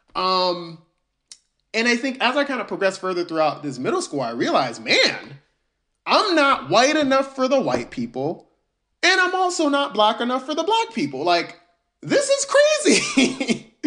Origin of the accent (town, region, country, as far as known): Albany, Georgia, United States; born or raised there; also born or lived in New York City, United States